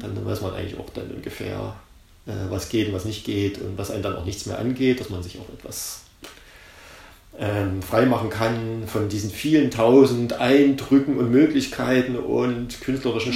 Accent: East Germany, Germany; ich komme ja aus der DDR

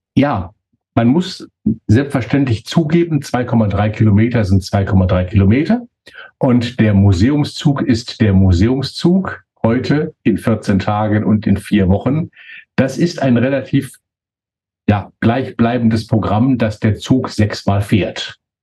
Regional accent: Märkisches Sauerland, North Rhine-Westphalia, Germany; bei uns im märkischen Sauerland

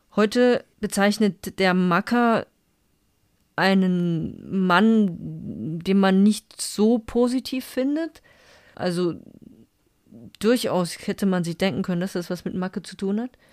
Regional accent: Saarland, Germany; als Saarländerin

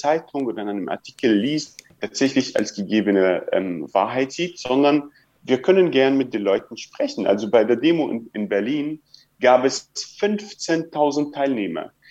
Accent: Palestine; dass es unsere Forderung, Forderung als Palästinenser spricht, aber eine, eine Forderung von vielen, vielen PalästinenserInnen, die ich kenne.

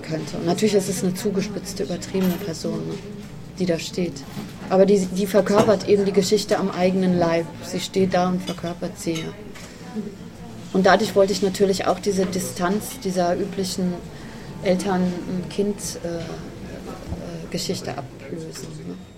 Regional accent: the West, West Germany, Germany; ich komme ja nun aus dem Westen und äh, denke, kenne auch eben viele oder bin in einer Region aufgewachsen, die sehr stark geprägt ist von diesem Wirtschaftswunder

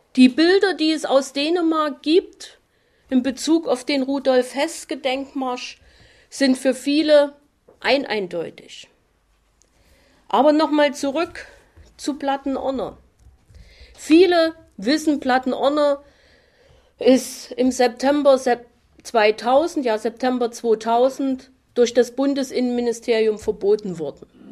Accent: Chemnitz, Saxony, Germany; Bei uns in Chemnitz

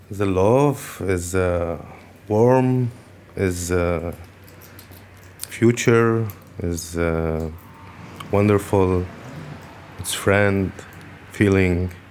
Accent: Lebanon; English is a second language; also born or lived in Syria; now in Luxembourg; I'm, my mother, my father from Syria. I born in Lebanon. I grew up in Lebanon. I moved to Syria back, and then I moved to Lebanon again.

